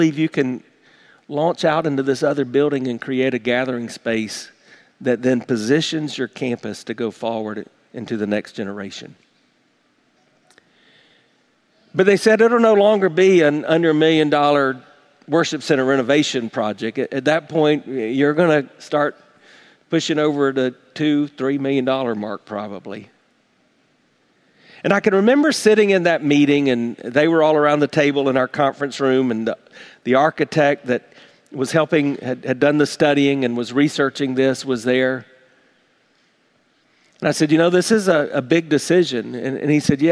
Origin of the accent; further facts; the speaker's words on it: South Carolina, United States; now in Tampa, United States; growing up in South Carolina